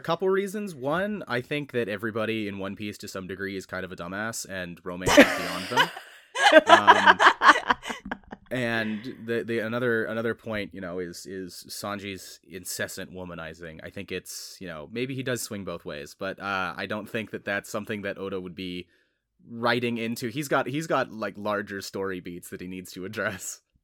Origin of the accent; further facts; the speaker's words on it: United States; as an American growing up culturally American